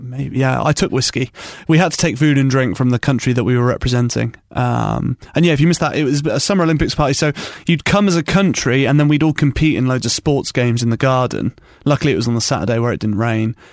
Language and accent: English; United Kingdom; We're British people